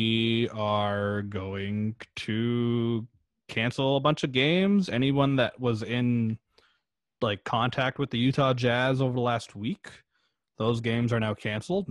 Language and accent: English; Toronto area, Ontario, Canada; obviously we're from Canada and we're from like the Toronto area